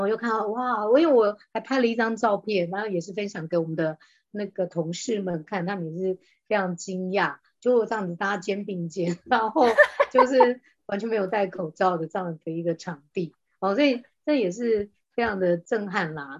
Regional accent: Taiwan; 我们台湾人

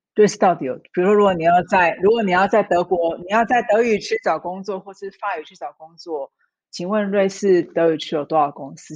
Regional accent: Taiwan; moved away as an adult; also born or lived in Singapore / Hong Kong / Shanghai / Tokyo; now in Switzerland; 我在台湾出生长大的，然后我大概是二零零四年离开台湾到新加坡工作，然后在新加坡，呃，待了几年，然后后来去了香港，再去了上海，然后后来也去了，呃，东京，然后跟瑞士。那我在二零一三年的时候从上海调到瑞士的总公司

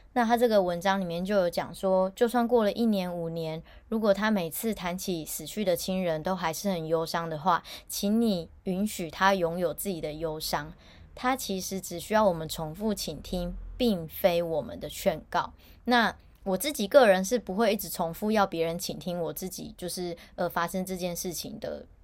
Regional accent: Taichung, Taiwan; moved away as an adult; now in Taipei, Taiwan; 因为我本身是台中人，但是我长期都住在台北，因为工作的关系

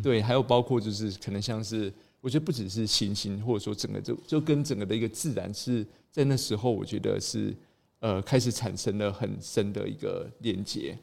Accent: Taipei, Taiwan; also born or lived in New Zealand; 我是一个城市的小孩，我是台北长大的小孩

